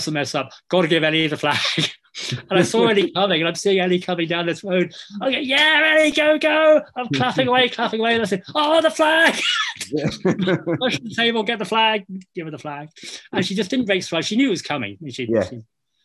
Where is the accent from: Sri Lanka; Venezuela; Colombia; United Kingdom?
United Kingdom; England; now in Scotland, United Kingdom; I'm not Scottish, I'm English, but I've lived in Scotland long enough